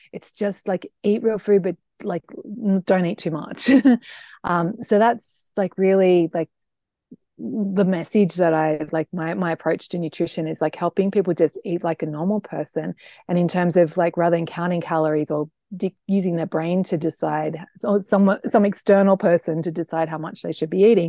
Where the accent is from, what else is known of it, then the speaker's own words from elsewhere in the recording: Australia; I'm an Australian, and the thing is, you should know about me is that I'm a big food lover.